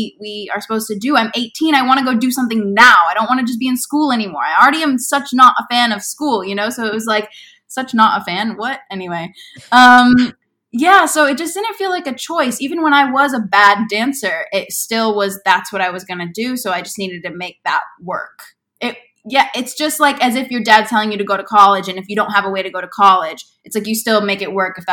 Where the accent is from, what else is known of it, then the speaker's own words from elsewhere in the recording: Bettendorf, Iowa, United States; moved away as an adult; also born or lived in Indianola, Iowa / Des Moines area, Iowa; now in Los Angeles, United States; I am originally from Iowa. I grew up in the Quad City area for most of my life and then moved to the Des Moines area for high school.